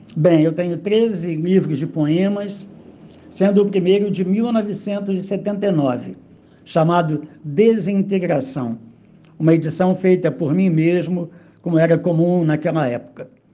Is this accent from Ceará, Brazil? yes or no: no; Rio de Janeiro, Brazil; also born or lived in Cachambi, Rio de Janeiro; Eu nasci em Caxambi, me criei é, em Quintino, Bocaiúva. Então eu cresci no subúrbio